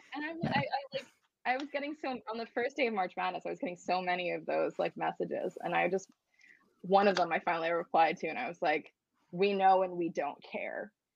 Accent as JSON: {"language": "English", "area": "outside of Philadelphia", "region": "Pennsylvania", "country": "United States", "tie": "born or raised there", "said": "I grew up outside of Philadelphia"}